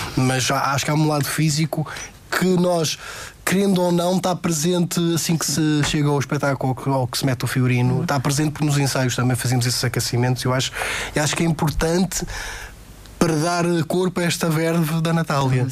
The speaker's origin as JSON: {"language": "Portuguese", "region": "Madeira", "country": "Portugal", "said": "eu sou da Madeira"}